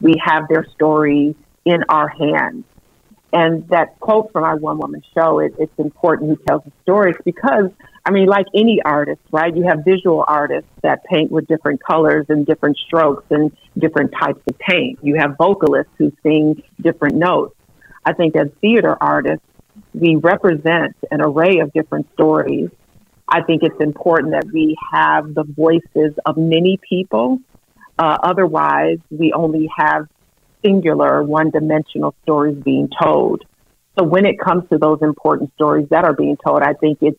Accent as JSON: {"language": "English", "town": "Saginaw", "region": "Michigan", "country": "United States", "tie": "born or raised there", "said": "I was born and raised in Saginaw, Michigan"}